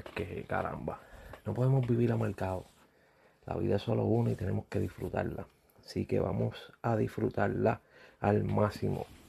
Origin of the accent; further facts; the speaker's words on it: Puerto Rico; siendo uno puertorriqueño